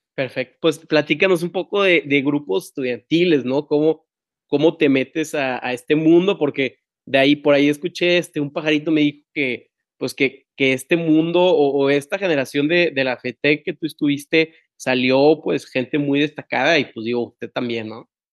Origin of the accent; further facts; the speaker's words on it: Tampico, Tamaulipas, Mexico; now in Monterrey, Mexico; yo soy de Tampico y vivo en Monterrey y, y mi, no sé, soy, ah, soy muy orgulloso de ser de Tamaulipas